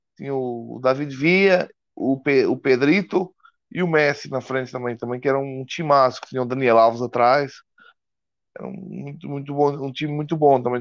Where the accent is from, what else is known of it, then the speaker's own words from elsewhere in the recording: Portugal; moved away as an adult; now in Brazil; eu sou português, né? Eu estou morando no Brasil já faz uns, uns cinco anos